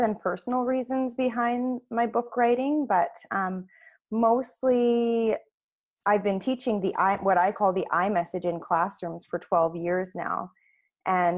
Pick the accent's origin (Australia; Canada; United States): Canada; Nova Scotia; now in Chilliwack, Canada; I'm actually from Nova Scotia originally.